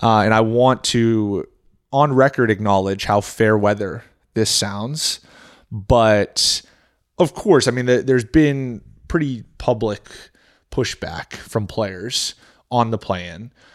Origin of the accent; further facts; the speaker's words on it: New Hampshire, United States; moved away; also born or lived in Maine / Florida; I was born in Maine, but grew up in New Hampshire